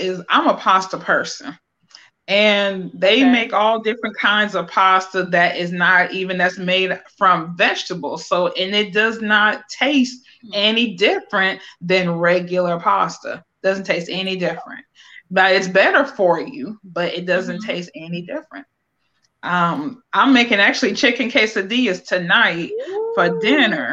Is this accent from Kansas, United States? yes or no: no; Akron, Ohio, United States; moved away as an adult; now in North Carolina, United States; I am from Akron, Ohio, born and raised